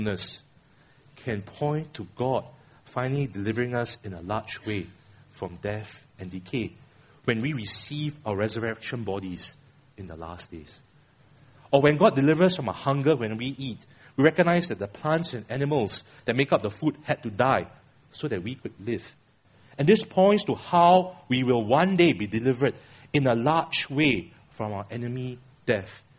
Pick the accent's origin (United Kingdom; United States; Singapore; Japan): Singapore; I'm a Singaporean